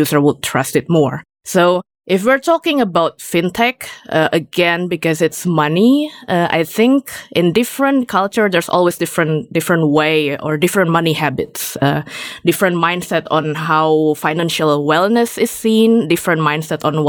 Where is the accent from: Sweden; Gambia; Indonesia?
Indonesia; Jakarta; moved away as an adult; now in Germany; I'm actually originally from Jakarta